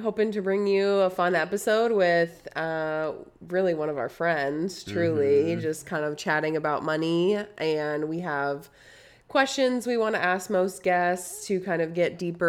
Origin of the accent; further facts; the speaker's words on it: Wisconsin, United States; moved away as an adult; now in Texas, United States; I grew up in Wisconsin